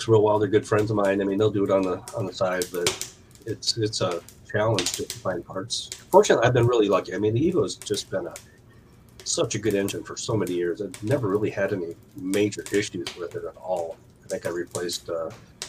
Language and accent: English; Wisconsin, United States; now in Iowa, United States; growing up in Wisconsin, born and raised in Wisconsin